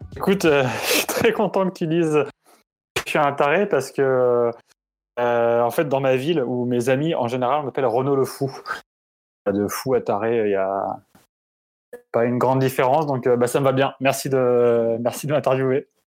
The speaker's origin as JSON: {"language": "French", "town": "Grenoble", "region": "Auvergne-Rhône-Alpes", "country": "France", "tie": "born or raised there", "said": "je viens de Grenoble, j'ai grandi à Grenoble"}